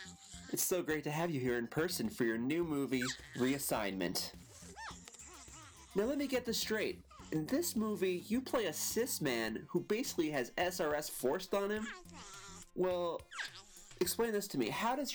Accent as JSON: {"language": "English", "town": "Boston", "region": "Massachusetts", "country": "United States", "moved": "yes", "lives_now": "New York City, United States", "said": "Yeah, how'd you know I was from Boston?"}